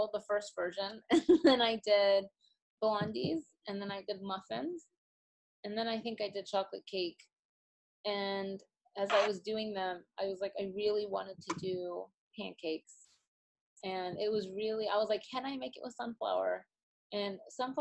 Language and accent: English; Austin, Texas, United States; now in New York, United States; I live in New York, but I was born and raised in Texas